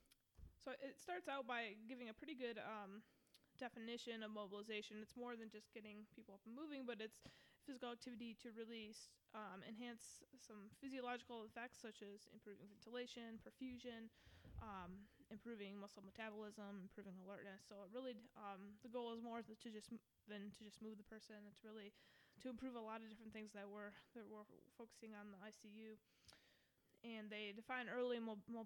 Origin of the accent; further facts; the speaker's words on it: Michigan, United States; moved away as an adult; now in Atlanta, United States; I come from Michigan.